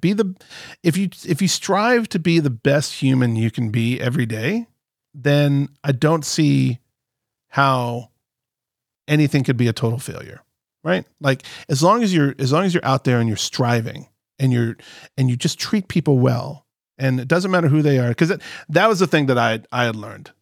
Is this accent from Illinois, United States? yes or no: yes; Chicago, Illinois, United States; I'm from Chicago